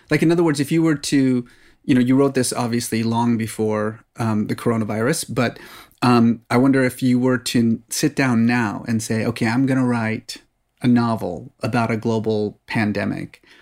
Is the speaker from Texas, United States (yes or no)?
yes; Dallas, Texas, United States; also born or lived in Oklahoma / Abilene, Texas; I was born in Oklahoma, but mostly raised in Abilene and Dallas.